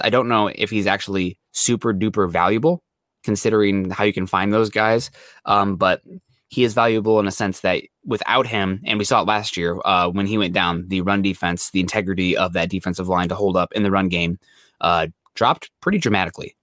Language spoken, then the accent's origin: English; Midwest, United States; I'm from the Midwest